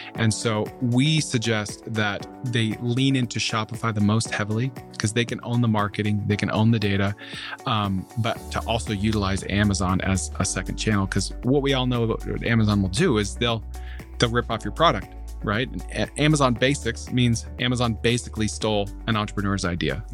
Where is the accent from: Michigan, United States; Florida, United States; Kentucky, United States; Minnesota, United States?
Florida, United States; Central; moved away as an adult; also born or lived in Alabama; now in Dallas, United States; I grew up in Central Florida